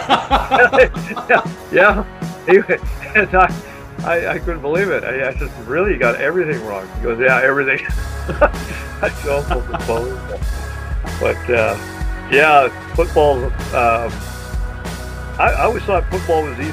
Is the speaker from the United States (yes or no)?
no; British Columbia, Canada; being from British Columbia